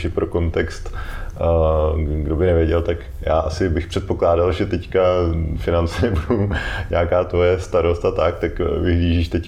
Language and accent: Czech; Olomouc, Olomouc Region, Czechia; moved away as an adult; now in Brno, Czechia